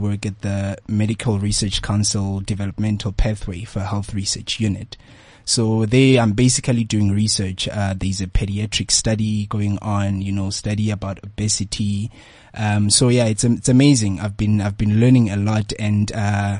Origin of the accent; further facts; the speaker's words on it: Orkney, North West, South Africa; moved away as an adult; I'm from the northwest in Orkney, particularly a place called Ganana.